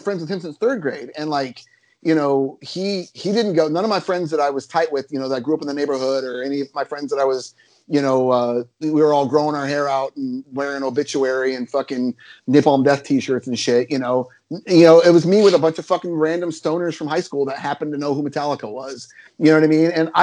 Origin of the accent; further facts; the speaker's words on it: Denison, Iowa, United States; also born or lived in Sioux City, Iowa; at the time, I was from Denison, Iowa, which is a small rural town. I didn't move to Sioux City, Iowa until my senior year. So I did my whole middle school and high school up to the middle of my senior year in small towns.